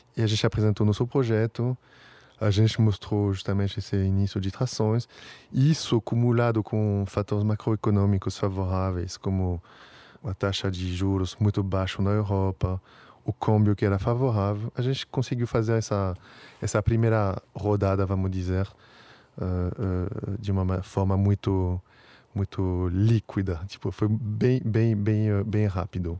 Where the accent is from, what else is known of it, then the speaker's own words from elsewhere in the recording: Paris, Île-de-France, France; Portuguese is a second language; moved away as an adult; also born or lived in New York / England; now in São Paulo, Brazil; sou um parisiense da Gema, mas como você falou, faz um tempinho que eu moro aqui, então virei um brasileiro